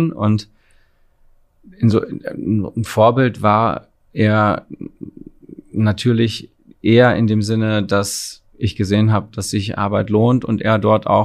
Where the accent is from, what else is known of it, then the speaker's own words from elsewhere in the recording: Frankfurt, Hesse, Germany; born there; Ich bin geboren in Frankfurt, aber ähm, meine Eltern sind hingezogen, kamen aus Frankreich und ich kann mich an die Zeit eigentlich nicht erinnern.